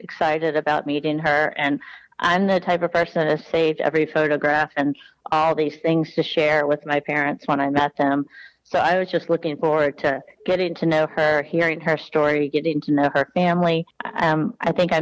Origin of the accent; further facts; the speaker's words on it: Deep South, United States; also born or lived in New York; I grew up in the deep South of the SEC